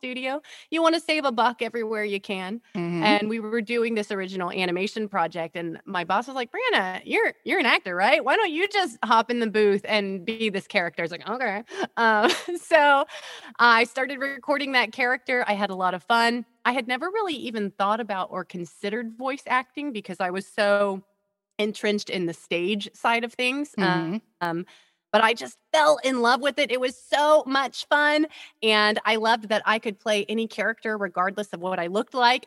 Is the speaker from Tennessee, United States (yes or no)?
no; Houston, Texas, United States; accent: Texas; now in Dallas, United States; I was born and raised in Houston, Texas. So that's the true origins there